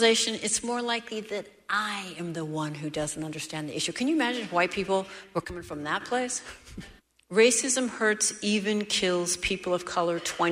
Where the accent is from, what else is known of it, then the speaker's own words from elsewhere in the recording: Seattle, Washington, United States; I'm from Seattle